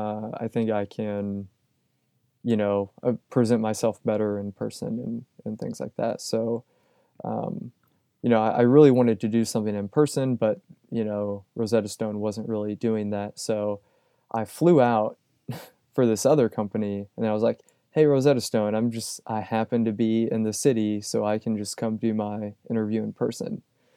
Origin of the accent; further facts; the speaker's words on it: Louisville, Kentucky, United States; also born or lived in Indiana; I grew up in the Louisville, Kentucky area, like Southern Indiana, Louisville, Kentucky. And I was interested in getting out of the Midwest for sure.